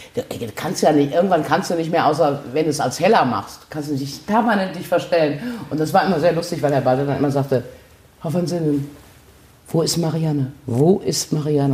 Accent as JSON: {"language": "German", "town": "Gummersbach", "region": "North Rhine-Westphalia", "country": "Germany", "tie": "born or raised there", "moved": "as an adult", "lives_now": "Cologne, Germany", "said": "In Gummersbach, meiner Heimatstadt"}